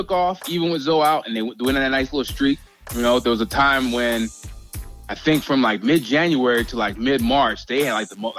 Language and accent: English; South Carolina, United States; now in San Diego, United States; I'm not from Cali, man. I'm from the East Coast, actually. Yeah, I was raised in South Carolina.